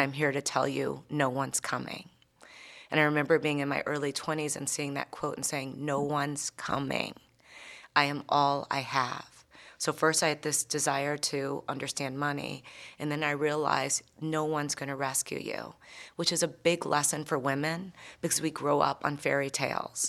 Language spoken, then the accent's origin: English; United States; being an American